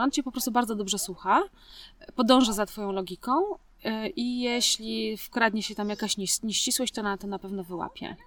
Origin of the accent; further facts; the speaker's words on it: Poland; moved away; pochodzę z kultury bezpośredniej. Jak u nas, e, ktoś się pyta w Polsce